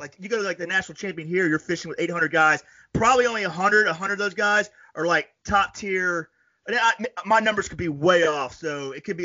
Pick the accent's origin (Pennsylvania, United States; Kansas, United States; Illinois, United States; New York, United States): New York, United States; upstate; I'm from like way upstate